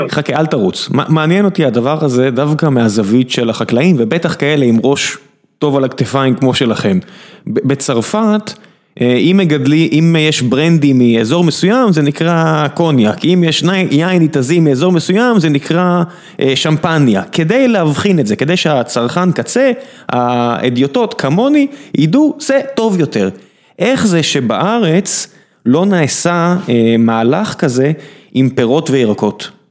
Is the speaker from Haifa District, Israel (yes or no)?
no; Beersheba, Southern District, Israel; כבאר שבעי